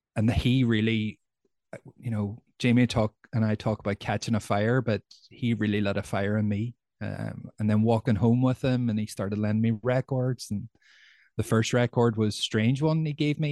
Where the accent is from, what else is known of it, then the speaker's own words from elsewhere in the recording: Derry, Northern Ireland, United Kingdom; I'm from Derry